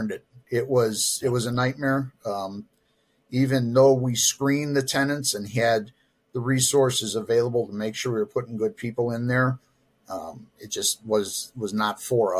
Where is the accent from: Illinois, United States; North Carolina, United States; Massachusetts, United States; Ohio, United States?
Illinois, United States; Chicago; also born or lived in Texas; So I'm from the Chicago area. I was born actually in Texas, but moved up here to Illinois with my folks before I was one, and I've been here ever since